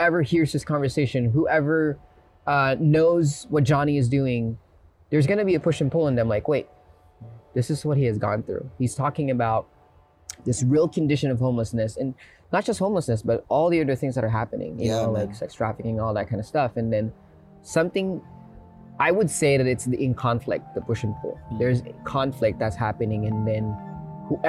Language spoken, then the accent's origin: English; Philippines; now in United States; And I grew up in the Philippines, and growing up in the Philippines, I had to be street smart